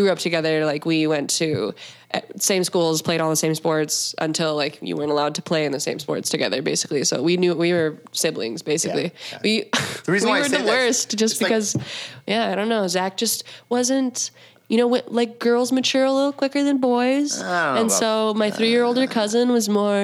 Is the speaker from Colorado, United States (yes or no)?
no; Montana, United States; I'm from Montana